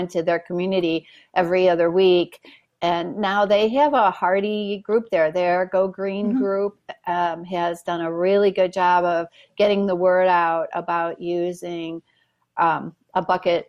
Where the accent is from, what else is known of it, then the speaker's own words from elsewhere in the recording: Homewood, Illinois, United States; I was born in Homewood, which is in Southern Cook County